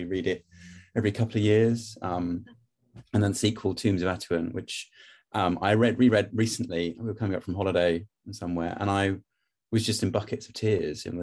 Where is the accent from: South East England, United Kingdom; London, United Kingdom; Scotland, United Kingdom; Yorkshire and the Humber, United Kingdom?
London, United Kingdom; moved away as an adult; now in Box, United Kingdom; I lived in London, born and bred as a Londoner, and we moved out this way